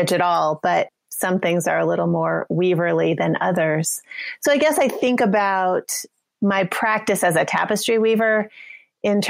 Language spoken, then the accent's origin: English; New Mexico, United States; moved away; I grew up in New Mexico